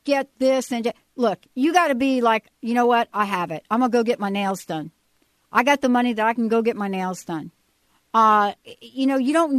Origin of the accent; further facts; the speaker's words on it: United States; also born or lived in New Jersey; now in Denver, United States; I grew up in New York and New Jersey